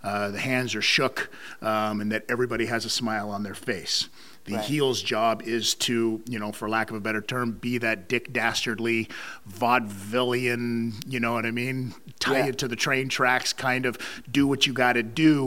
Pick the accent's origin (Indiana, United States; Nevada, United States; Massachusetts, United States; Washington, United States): Nevada, United States; Las Vegas; moved away; also born or lived in Canada; I growing up in Las Vegas, Nevada